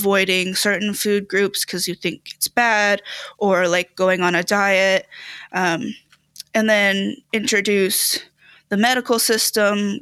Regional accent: United States; full American

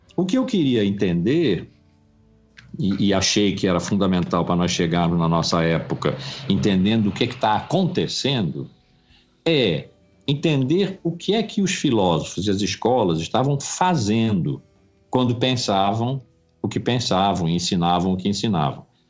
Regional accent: Rio de Janeiro, Brazil; also born or lived in Blumenau; sempre vivi no Rio

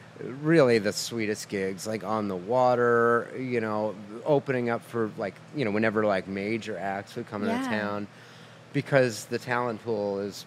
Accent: Massachusetts, United States; moved away as an adult; also born or lived in Burlington, Vermont / Maine; now in Nashville, United States; Grew up in Massachusetts, first 18 years in Massachusetts. Went to college in Vermont.

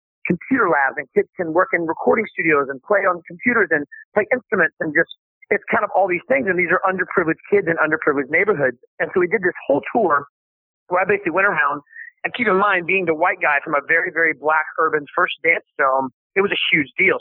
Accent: Myrtle Beach, South Carolina, United States; I grew up in Myrtle Beach, South Carolina

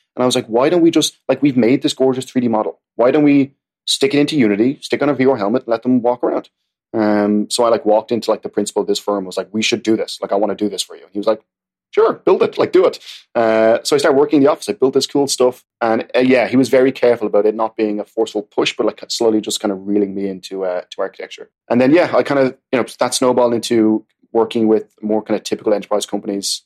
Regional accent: Ireland; now in New York City, United States; I'm Irish

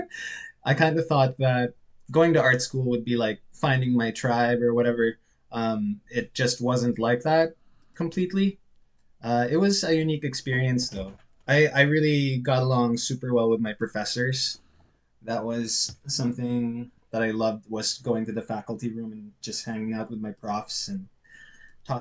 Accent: Philippines; moved away as an adult; also born or lived in Cebu; now in Halifax, Canada; I'm Filipino and Canadian, but I grew up in the Philippines.

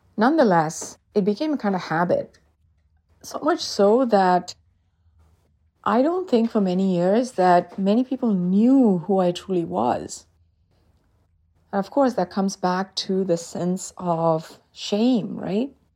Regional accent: South India, India; moved away; I'm originally from South India and we celebrate Diwali

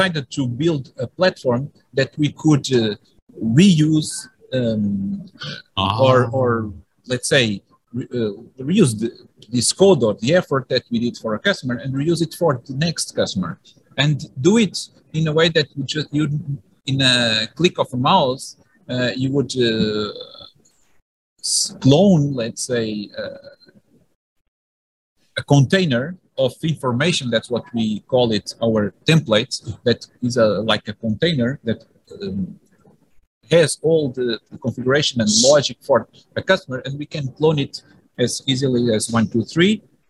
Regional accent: Porto, Norte, Portugal; I'm from Porto

